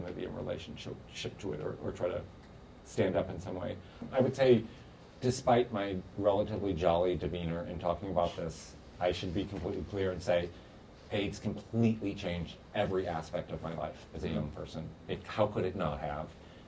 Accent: New York, United States; as a New Yorker, I could speak about HIV in New York

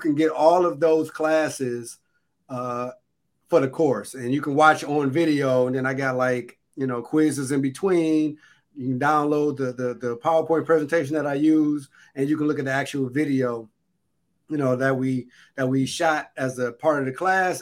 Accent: Detroit, Michigan, United States; I am from Grand River in Schoolcraft

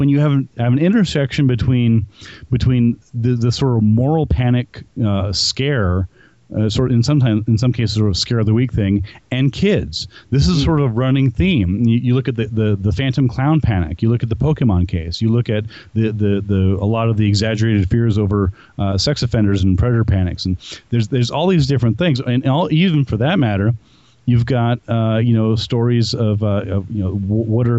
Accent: New Mexico, United States; investigations that I've done here in my home state of New Mexico

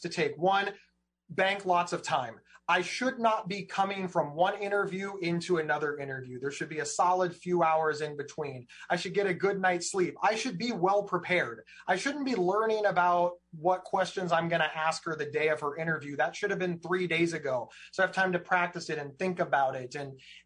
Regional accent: Ohio, United States; I'm some schlub from Ohio

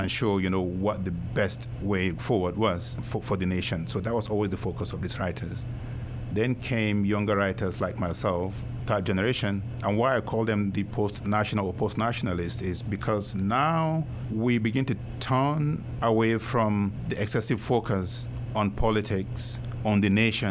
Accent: Nigeria; moved away; in my part of Nigeria where I was born, where I grew up, because Chibok is actually just a few hundred kilometers from my hometown

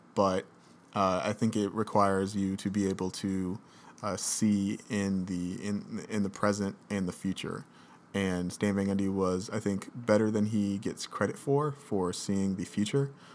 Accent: Redford, Michigan, United States; also born or lived in Detroit; I'm from Michigan. I no longer live in Detroit

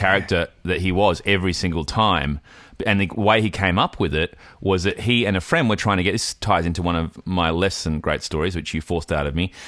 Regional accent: Fremantle, Western Australia, Australia; I'm from Fremantle.

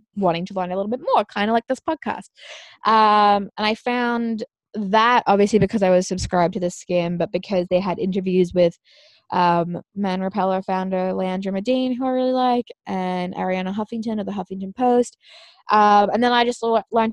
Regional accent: Australia; I am an Australian citizen

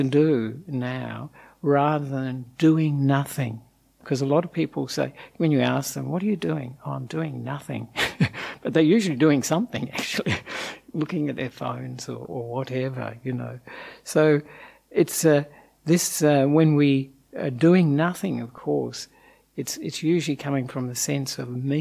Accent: Australia; accent: Australian; also born or lived in Sri Lanka; as you may have guessed from the accent, I'm an Australian monk.

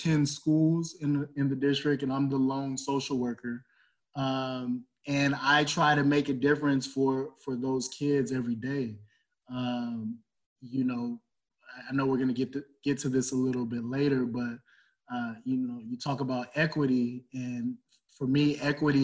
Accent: Los Angeles, California, United States; moved away as an adult; now in Central Valley, California, United States; I grew up in Los Angeles

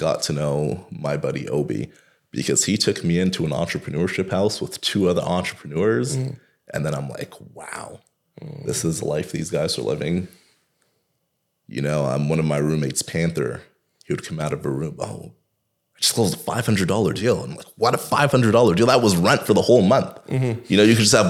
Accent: Toronto, Ontario, Canada; I am a kid from Rexdale

